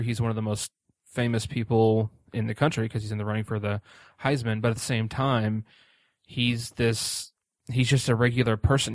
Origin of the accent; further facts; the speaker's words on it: Indianapolis, Indiana, United States; I'm also from Indianapolis